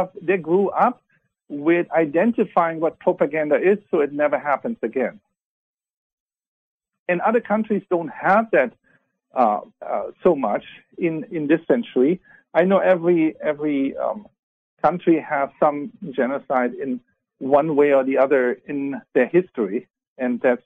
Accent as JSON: {"language": "English", "country": "Germany", "tie": "born or raised there", "moved": "yes", "said": "I was born in Germany."}